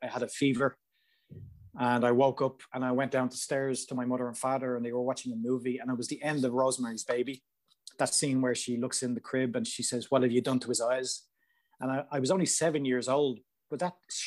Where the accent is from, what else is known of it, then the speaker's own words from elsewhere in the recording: Ireland; in Ireland, where I'm from, everything's really small